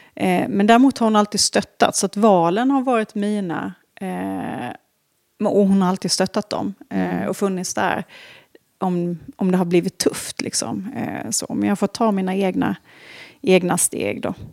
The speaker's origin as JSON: {"language": "Swedish", "area": "border between Småland and Halland", "region": "Småland/Halland", "country": "Sweden", "tie": "born or raised there", "moved": "yes", "lives_now": "Stockholm, Sweden", "said": "jag är född och uppvuxen på en, en liten stenig bondgård mm. där på gränsen mellan Småland och Halland"}